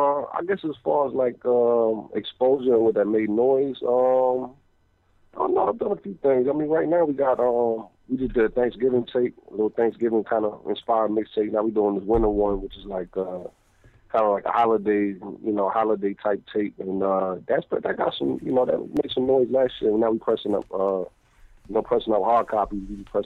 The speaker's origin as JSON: {"language": "English", "region": "New Jersey", "country": "United States", "said": "Oh, yes, sir. Yes, sir. When I seen the 609, I was like, oh, I ain't even calling out the area code."}